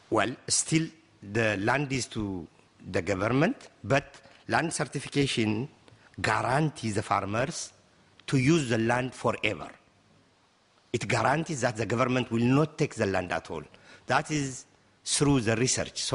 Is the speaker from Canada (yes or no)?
no; Ethiopia